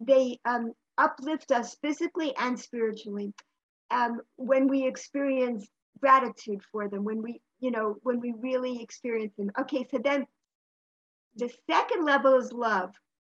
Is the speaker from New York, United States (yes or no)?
yes; New York, United States; In New York.